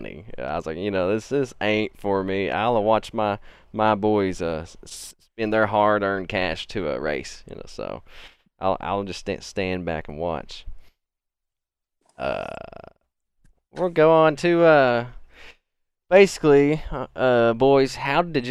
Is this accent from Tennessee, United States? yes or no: yes; Oliver Springs, Tennessee, United States; I was born here in Oliver Springs here. That's where I reside